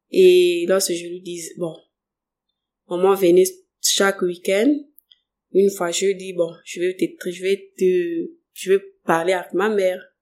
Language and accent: French; Moanda, Haut-Ogooué, Gabon; on a tellement déménagé, on était au Fumier, Mukaba, euh, Montagne 5.